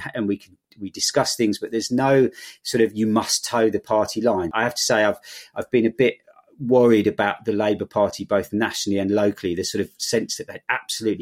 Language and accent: English; London, United Kingdom; moved away as an adult; now in Bristol, United Kingdom; I grew up in London, but didn't want to live there anymore